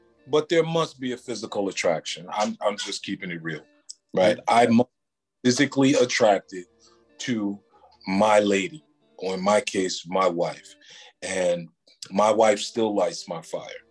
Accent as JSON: {"language": "English", "town": "New York City", "region": "New York", "country": "United States", "tie": "born or raised there", "said": "I grew up on First Avenue, 109th Street"}